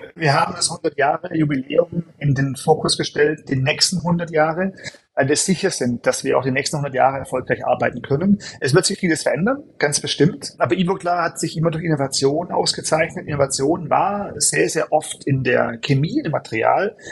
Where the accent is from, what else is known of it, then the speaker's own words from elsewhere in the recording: Germany; moved away; also born or lived in United States / Europe; bin gebürtig Deutscher